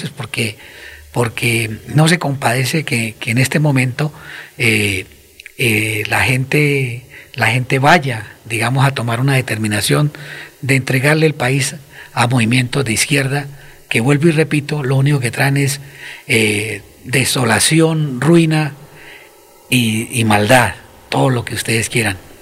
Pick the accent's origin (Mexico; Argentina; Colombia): Colombia; somos nosotros los colombianos